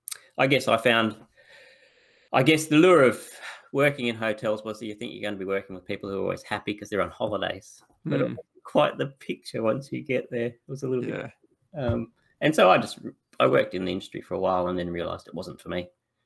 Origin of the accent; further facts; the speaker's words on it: Broken Hill, New South Wales, Australia; I grew up in Broken Hill, so Central West.